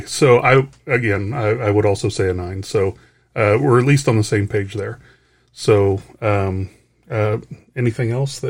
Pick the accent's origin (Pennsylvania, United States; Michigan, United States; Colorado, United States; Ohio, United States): Colorado, United States; Denver; Oh, I was from Denver. I haven't had my license changed yet.